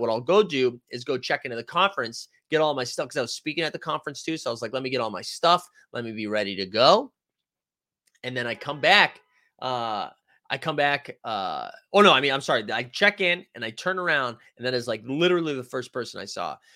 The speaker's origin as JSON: {"language": "English", "town": "Boston", "region": "Massachusetts", "country": "United States", "also_born_or_lived": "Tampa", "moved": "as an adult", "said": "I was from Boston, I lived in Boston for the last four years"}